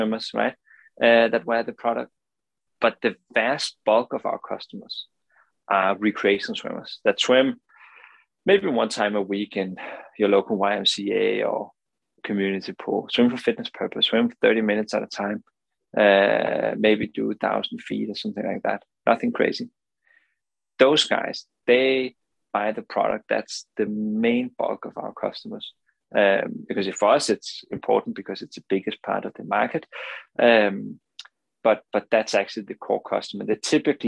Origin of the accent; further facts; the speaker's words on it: Denmark; English is a second language; as you can hear from the accent, I'm not native, right? I'm not from the US. I'm from Denmark